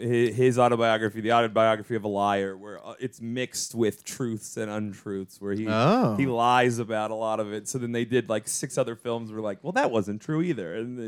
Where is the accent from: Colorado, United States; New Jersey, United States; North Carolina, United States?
Colorado, United States; Denver; I was born in Denver.